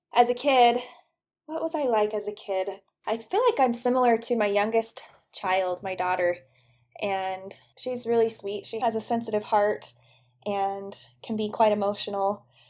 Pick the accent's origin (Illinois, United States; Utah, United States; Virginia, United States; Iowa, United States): Utah, United States; St. George; I grew up in St. George, Utah